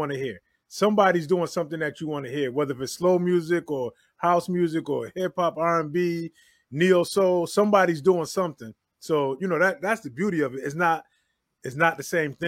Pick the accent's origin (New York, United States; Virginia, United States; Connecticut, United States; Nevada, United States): Connecticut, United States; I'm from Connecticut. So coming up in Connecticut